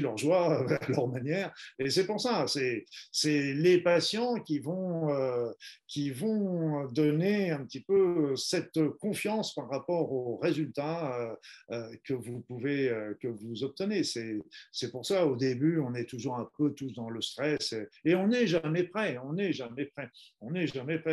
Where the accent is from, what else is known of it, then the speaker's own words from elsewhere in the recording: Normandy, France; je suis normand d'origine